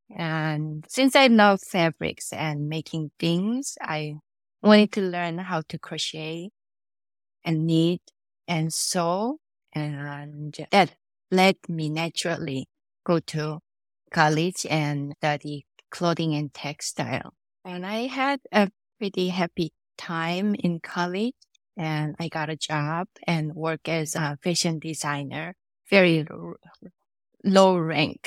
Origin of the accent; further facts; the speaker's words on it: South Korea; moved away; I was born and raised in Korea